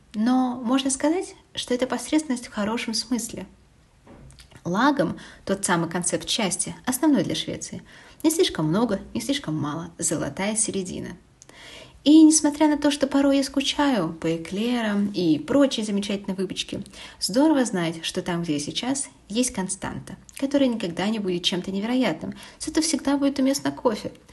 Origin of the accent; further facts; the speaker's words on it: Kaliningrad, Kaliningrad Oblast, Russia; moved away as an adult; Еще в детстве в Калининграде